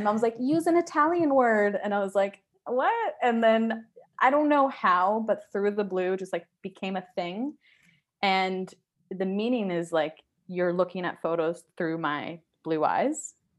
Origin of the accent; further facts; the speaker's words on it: Surrey, British Columbia, Canada; also born or lived in East Vancouver; now in Vancouver, Canada; I live in East Vancouver, but I grew up in Surrey.